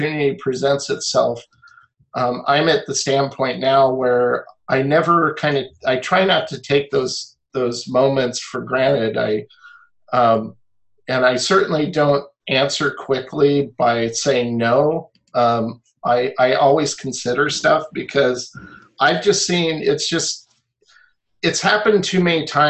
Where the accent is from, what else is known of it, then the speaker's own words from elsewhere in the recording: Olympia, Washington, United States; I grew up in Olympia, Washington